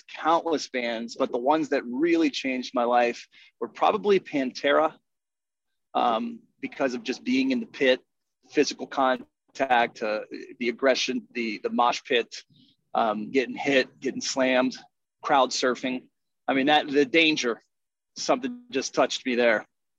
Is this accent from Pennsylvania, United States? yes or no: yes; Pittsburgh, Pennsylvania, United States; My sister and I grew up in Pittsburgh